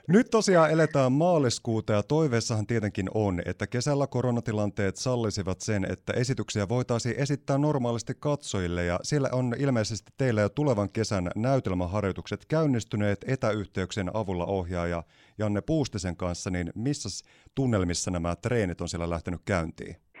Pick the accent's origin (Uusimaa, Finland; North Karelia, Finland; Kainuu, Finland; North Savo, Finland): North Savo, Finland; Siilinjärvi; olen syntyperäinen siilijärveläinen itsekin